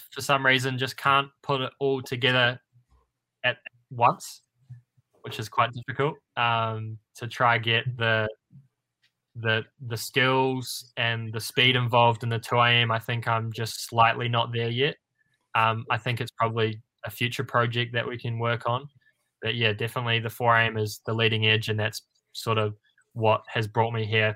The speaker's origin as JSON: {"language": "English", "country": "New Zealand", "said": "as a New Zealander, I think none of us are more than 45 minutes away from a beach"}